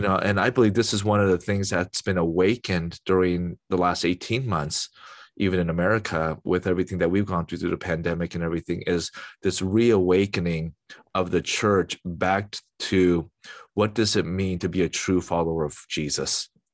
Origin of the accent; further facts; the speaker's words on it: United States; As an American, American citizen